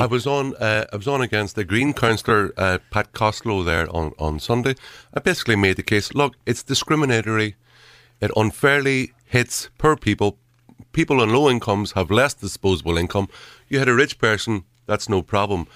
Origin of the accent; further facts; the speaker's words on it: Derry, Northern Ireland, United Kingdom; when I was a kid growing up in Derry